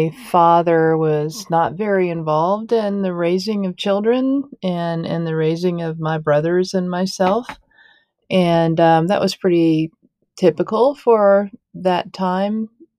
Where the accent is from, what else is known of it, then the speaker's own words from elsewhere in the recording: Tallahassee, Florida, United States; also born or lived in Jacksonville, Florida; I was born in the Panhandle, Florida town of Tallahassee, and we lived there until I was in elementary school, and then we moved to Jacksonville, Florida for about 4 years, and then we moved back to Tallahassee where I finished growing up and then went to college